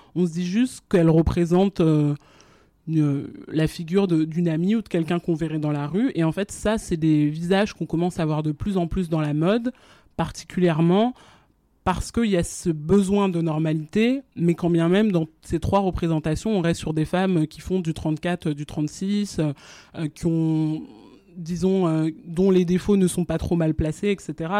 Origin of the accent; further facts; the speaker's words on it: France; also born or lived in Guinea / Abidjan, Côte d'Ivoire; moi j'ai grandi en France mais avant ça j'habitais en Guinée avec ma famille parce que mes parents ils étaient en expatriation là-bas pendant 10 ans. Et donc je suis arrivée en France quand j'avais 4 ans